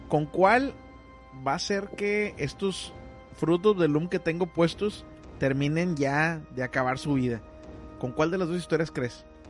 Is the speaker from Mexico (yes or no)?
yes; Monterrey, Nuevo León, Mexico; moved away; soy regiomontano, pero no, vaya, no soy tanto. Vivía allá toda la ah, vida